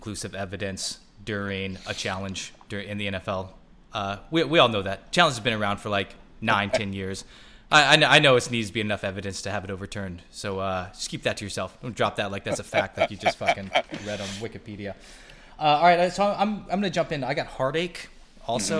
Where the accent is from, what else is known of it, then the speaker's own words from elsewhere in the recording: Kansas, United States; I was born in Kansas